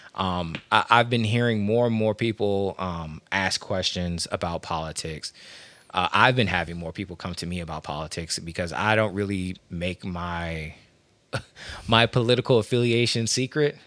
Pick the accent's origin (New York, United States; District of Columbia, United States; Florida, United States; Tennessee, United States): District of Columbia, United States; Washington; now in Maryland, United States; I'm from Washington, D C. Uh, I live in Maryland